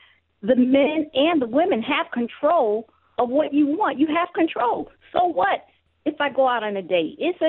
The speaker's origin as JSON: {"language": "English", "town": "Newburgh", "region": "New York", "country": "United States", "accent": "New York", "said": "I am from New York. I'm from upstate New York, from a little place called Newburgh."}